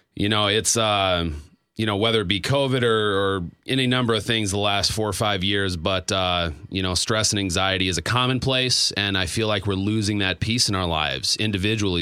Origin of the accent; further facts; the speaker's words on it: Stroudsburg, Pennsylvania, United States; moved away; my hometown